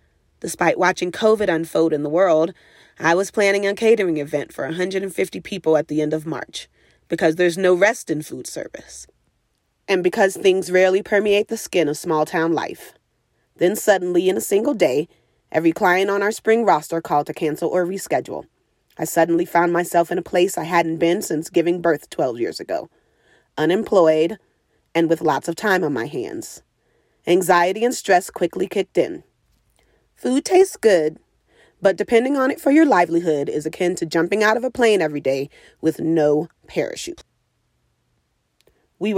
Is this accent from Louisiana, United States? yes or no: yes; New Orleans, Louisiana, United States; Growing up in New Orleans, food has always been central and essential to my life. It is the cultural heartbeat of a town that celebrates the many contributions of American and diaspora Black folk to this country.